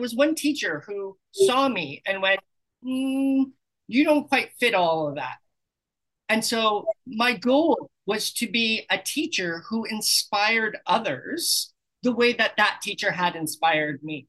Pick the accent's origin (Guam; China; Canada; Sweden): Canada; British Columbia; moved away as an adult; also born or lived in Sydney, Australia / Kamloops, British Columbia; now in Playa del Carmen, Mexico; I'm from Canada originally.